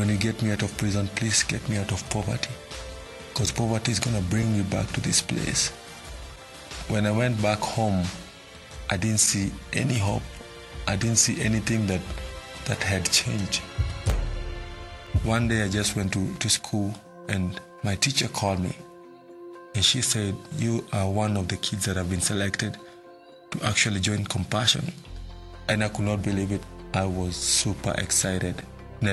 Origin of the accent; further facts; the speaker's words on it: Nairobi, Kenya; I was born in Mathare, Nairobi, Kenya. Growing up as a kid in Mathare was not easy.